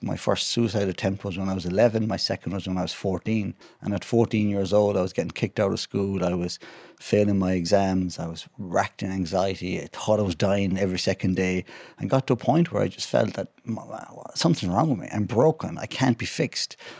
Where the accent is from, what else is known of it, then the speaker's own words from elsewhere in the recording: west of Ireland, Ireland; I'm from, uh, the west of Ireland, a lovely place called Glennameadie